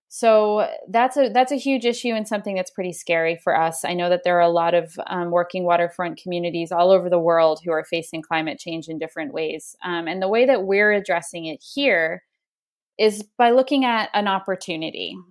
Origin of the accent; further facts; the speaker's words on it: Spruce Head, Maine, United States; where I grew up in Spruced, Maine